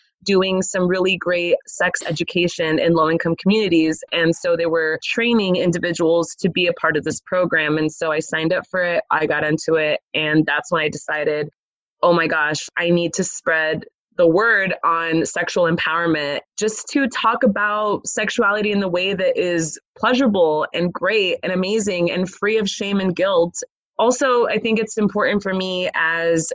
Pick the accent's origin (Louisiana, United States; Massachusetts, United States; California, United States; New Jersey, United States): California, United States; Los Angeles; I grew up in Los Angeles, California